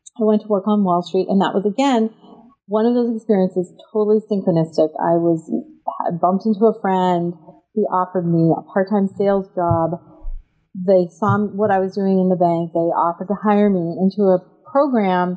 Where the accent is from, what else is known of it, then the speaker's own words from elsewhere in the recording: East Coast of the United States, United States; I grew up in the East Coast of the United States and to academic parents